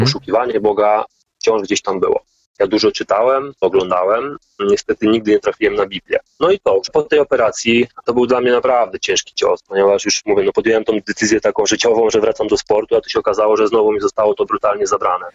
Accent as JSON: {"language": "Polish", "country": "Poland", "also_born_or_lived": "Gdańsk / Germany", "said": "Ja pochodzę z katolickiej rodziny, i jak to typowa polska katolicka rodzina"}